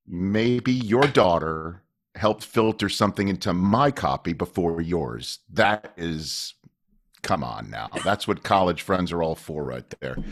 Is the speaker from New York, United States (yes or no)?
yes; New York City, New York, United States; moved away; I'm from Staten Island